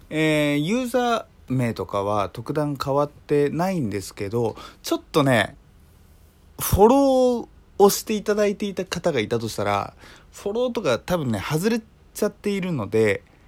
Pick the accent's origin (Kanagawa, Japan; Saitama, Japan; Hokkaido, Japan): Hokkaido, Japan; moved away; 僕の実家まあ北国っていう話しましたけれども